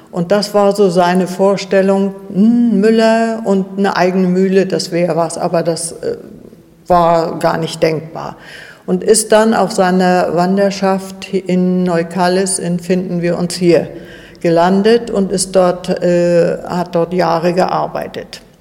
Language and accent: German; Malliß, Mecklenburg-Vorpommern, Germany; also born or lived in Zachun; also meine Heimat immer Mallis war. Mein Mann vor knapp zwei Jahren verstorben ist und ich alleine in Zachun in einem verhältnismäßig großen Haus gewohnt habe